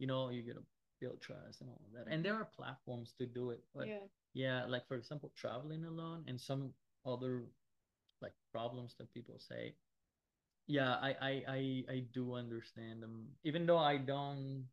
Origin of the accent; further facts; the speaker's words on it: Madrid, Community of Madrid, Spain; I live in Madrid. I am from Madrid. I was born here.